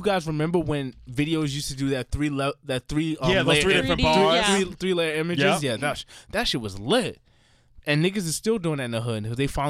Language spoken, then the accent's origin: English; New York, United States; I'm a New Yorker.